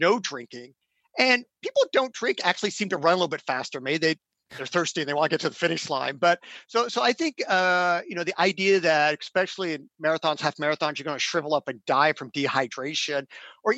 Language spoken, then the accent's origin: English; Indiana, United States; now in Oregon, United States; I grew up in Indiana, could go running in 90 degrees humid weather in the afternoon because I was acclimatized.